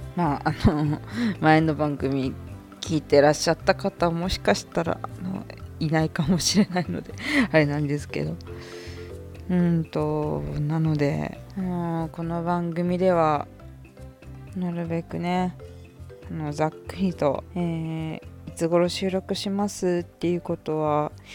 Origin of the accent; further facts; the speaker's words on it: Hokkaido, Japan; 生まれも育ちも北海道なんですけど